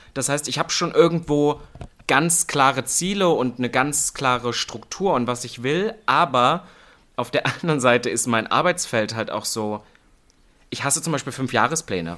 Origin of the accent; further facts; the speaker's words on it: Halle, Saxony-Anhalt, Germany; moved away as an adult; now in Berlin, Germany; im Osten, also in Halle, wo ich aufgewachsen bin, Halle-Saale